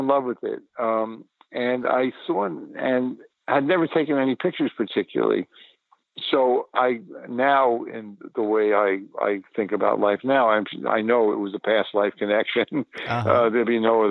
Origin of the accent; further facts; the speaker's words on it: New York City, New York, United States; I was born in the Bronx in 1942